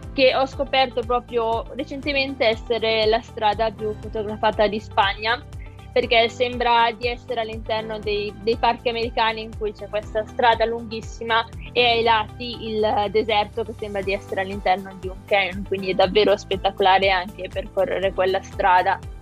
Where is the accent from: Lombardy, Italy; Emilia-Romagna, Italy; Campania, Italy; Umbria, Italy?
Lombardy, Italy; Malpensa area; moved away as an adult; now in Milan, Italy; sono Regione A della zona di Malpensa, quindi non mi sono spostata di molto